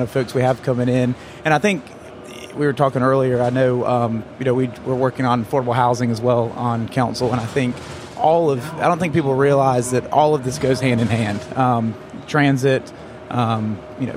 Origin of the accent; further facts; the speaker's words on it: Greenville, South Carolina, United States; I'm from Greenville, so I've been around.